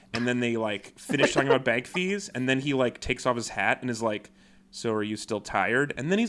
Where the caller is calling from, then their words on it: Mississauga, Ontario, Canada; I forgot to mention this at the beginning, but I'm recording today from Mississauga, Ontario. So I've been watching a lot of Canadian TV.